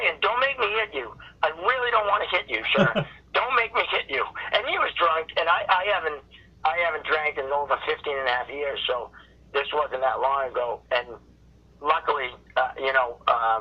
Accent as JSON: {"language": "English", "country": "United States", "said": "I'm American"}